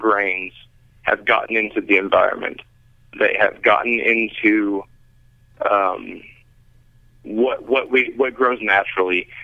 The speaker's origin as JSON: {"language": "English", "region": "Kentucky", "country": "United States", "tie": "born or raised there", "moved": "yes", "said": "born and raised in Kentucky"}